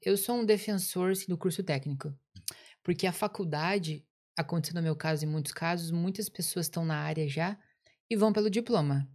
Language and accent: Portuguese; Curitiba, Paraná, Brazil; moved away as an adult; Eu sou de Curitiba, Paraná, lá do sul do país